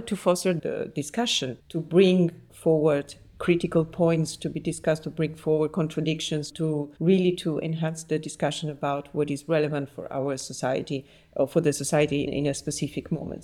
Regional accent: Naples, Campania, Italy; now in Paris, France; I was born in Naples and I grew up there and I studied

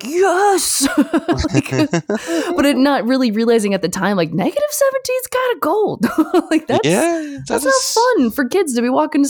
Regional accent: Michigan, United States; also born or lived in Canada; I grew up in Michigan and Canada. So like in that area, that you definitely get the seasons and all that.

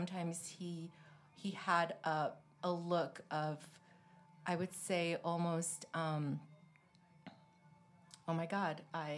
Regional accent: Rome, Lazio, Italy; also born or lived in Milan / Paris; Yes, I grew up in Rome for many years, my teenage years. Before that, I was in Milan. I lived in Paris.

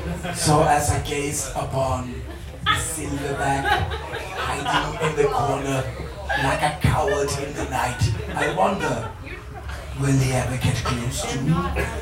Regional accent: Iceland; accent: Icelandic; I'm a comedian from Iceland.

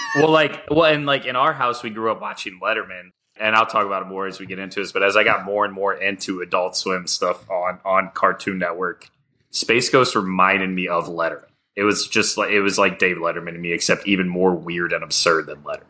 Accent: St. Louis, Missouri, United States; I'm very proud to say I'm from Saint Louis

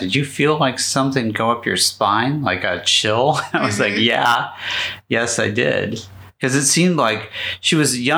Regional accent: Los Angeles, California, United States; I grew up in Southern California in the 60s

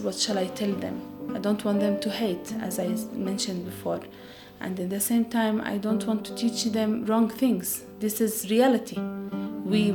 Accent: Bethlehem, West Bank, Palestine; I am from Bethlehem area and I am Christian Palestinian woman.

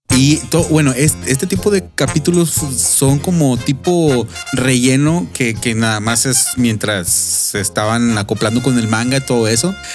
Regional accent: Mexico; yo como soy mexicano, eh, es muy importante eh, en mi cultura

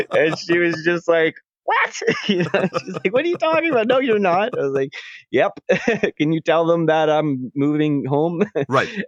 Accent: Edmonton, Alberta, Canada

